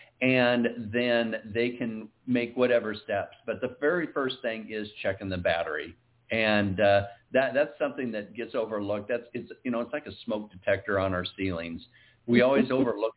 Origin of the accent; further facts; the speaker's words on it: Iowa, United States; moved away; we're both originally from Iowa